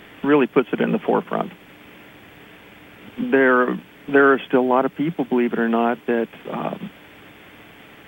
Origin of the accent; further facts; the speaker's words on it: West Virginia, United States; now in Pennsylvania, United States; I'm originally from West Virginia